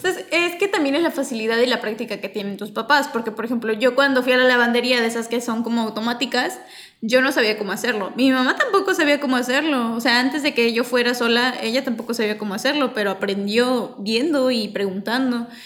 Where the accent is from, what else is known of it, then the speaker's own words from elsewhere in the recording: Mexico; como diría yo como cultura mexicana